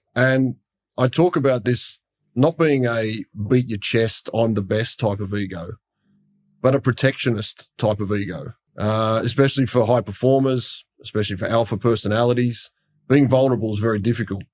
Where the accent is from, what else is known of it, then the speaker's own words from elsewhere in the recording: Sydney, New South Wales, Australia; as a kid, I grew up in Western Sydney